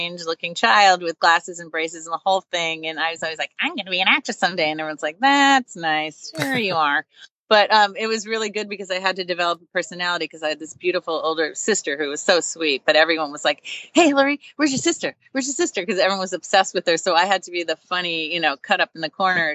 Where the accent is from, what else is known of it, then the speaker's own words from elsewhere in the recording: Long Island, New York, United States; I grew up on Long Island.